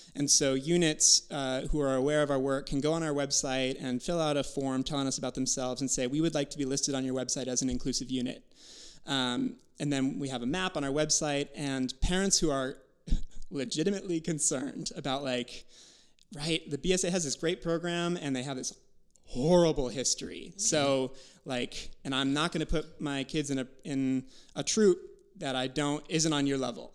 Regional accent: Wisconsin, United States; growing up in Wisconsin

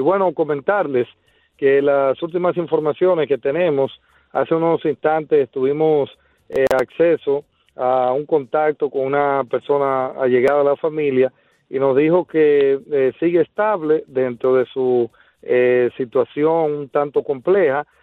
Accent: Dominican Republic; uno como dominicano se siente muy orgulloso

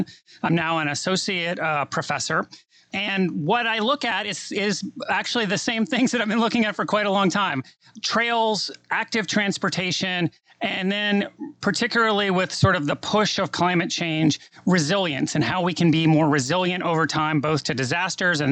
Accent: New Orleans, Louisiana, United States; moved away as an adult; also born or lived in Washington, D.C. / Texas; I'm from New Orleans originally

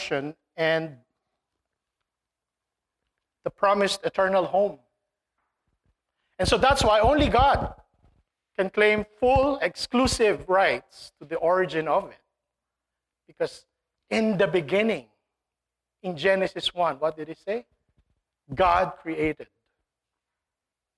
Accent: Philippines; moved away; when I was young, growing up in the Philippines

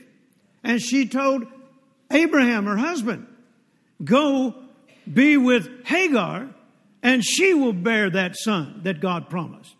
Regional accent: Mississippi, United States; moved away; also born or lived in Fort Worth, Texas; When I was born in Mississippi

